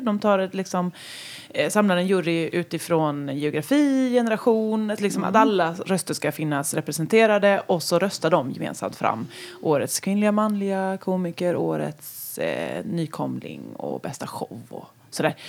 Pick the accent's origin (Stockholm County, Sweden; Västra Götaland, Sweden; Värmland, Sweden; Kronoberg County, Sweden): Kronoberg County, Sweden; western Småland; also born or lived in Halland; now in Ysby, Sweden; jag kom ju från västra Småland